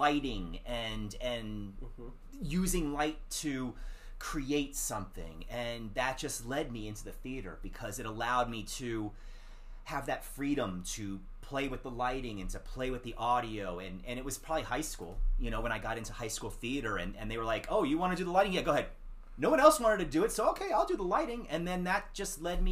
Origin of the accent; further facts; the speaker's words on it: Washington, District of Columbia, United States; also born or lived in Michigan; I was born in Michigan, and I was raised in the D.C. area.